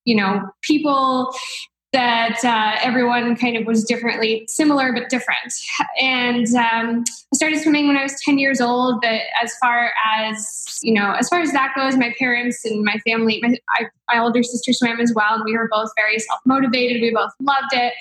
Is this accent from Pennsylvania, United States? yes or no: no; New Jersey, United States; I grew up in New Jersey and a small town about an hour from the city